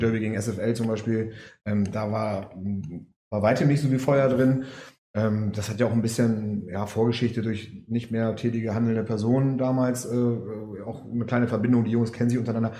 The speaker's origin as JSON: {"language": "German", "town": "Cuxhaven", "region": "Lower Saxony", "country": "Germany", "said": "ich komme aus Cuxhaven"}